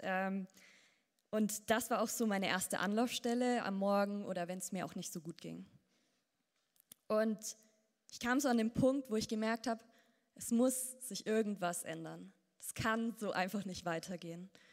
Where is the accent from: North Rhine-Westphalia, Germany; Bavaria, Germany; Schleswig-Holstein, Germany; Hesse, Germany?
Bavaria, Germany; Ansbach; aufgewachsen in Ansbach